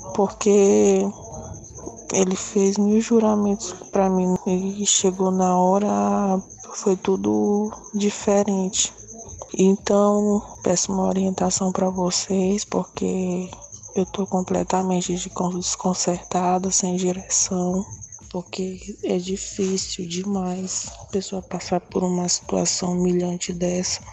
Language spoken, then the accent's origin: Portuguese; São Luís, Maranhão, Brazil; Eu sou daqui de São Luís do Maranhão